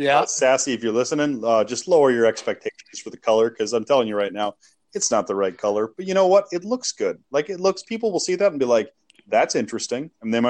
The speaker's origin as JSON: {"language": "English", "region": "South Dakota", "country": "United States", "said": "I'm from South Dakota, so I'm in the middle of everybody."}